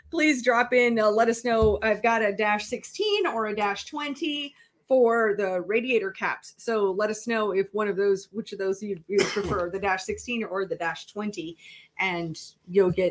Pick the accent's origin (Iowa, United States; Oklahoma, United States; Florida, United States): Iowa, United States; So I grew up in Iowa